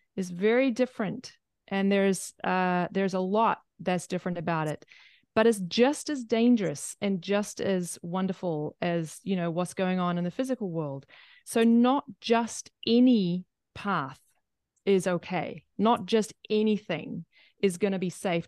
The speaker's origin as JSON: {"language": "English", "country": "New Zealand", "said": "but I'm from New Zealand"}